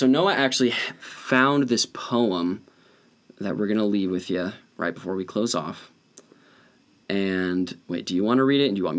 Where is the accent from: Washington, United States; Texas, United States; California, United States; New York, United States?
Washington, United States; I'm from Washington State